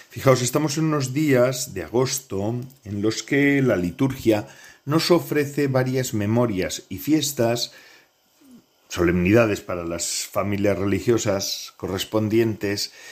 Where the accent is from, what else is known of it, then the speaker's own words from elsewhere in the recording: Bedarona, Basque Country, Spain; also born or lived in Bilbao; en Bedarona, en Vizcaya, en un pueblecito pequeño donde nací. Bueno, Nací, nací en Bilbao, como en aquella época todas las madres iban a, dar a luz a los centros hospitalarios, ¿verdad?